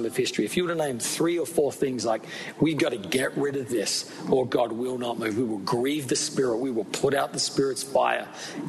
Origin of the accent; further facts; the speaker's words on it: Australia; We're both from Australia